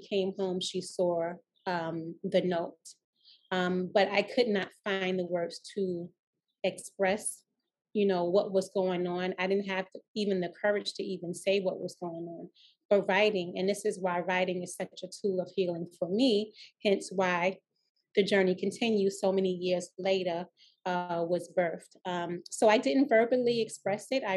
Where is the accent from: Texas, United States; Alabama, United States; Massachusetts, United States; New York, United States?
New York, United States; New York City; I was raised in Laurelton, Queens, and I went to school in District 29.